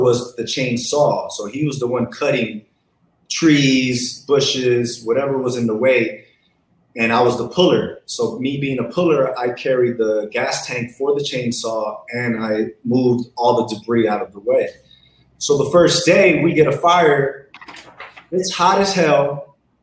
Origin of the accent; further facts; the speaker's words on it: Los Angeles, California, United States; I grew up in South Central.